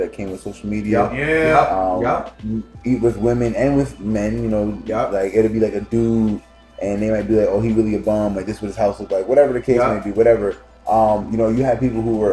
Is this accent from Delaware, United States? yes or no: yes; Newark, Delaware, United States; I grew up in Newark, but I had family that lived over Northside